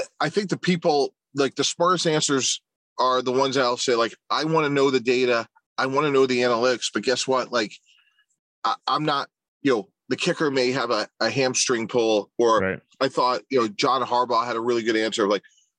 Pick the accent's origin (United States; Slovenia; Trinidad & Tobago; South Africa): United States; Boston, Massachusetts; growing up in the Boston area